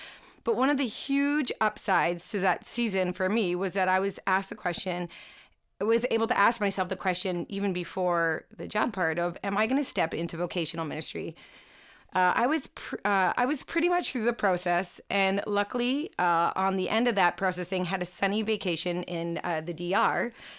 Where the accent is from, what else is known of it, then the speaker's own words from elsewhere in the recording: Fenwick, Ontario, Canada; Well, I'm born and raised in Niagara, in the little town of Fenwick, to be exact. And I've lived there for actually 34 and a half of my 36 and a half years of life.